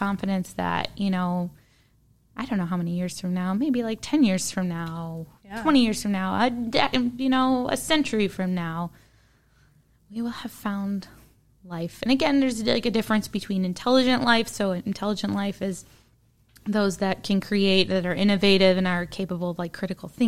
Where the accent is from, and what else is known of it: Midwest, United States; accent: Midwestern